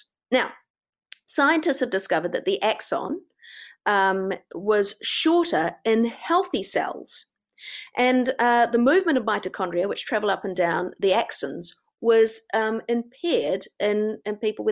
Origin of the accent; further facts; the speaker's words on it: New Zealand; I'm a Kiwi